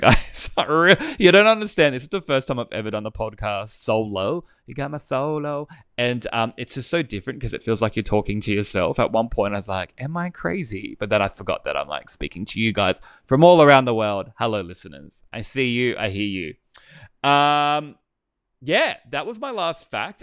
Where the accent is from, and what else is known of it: Australia; accent: bogan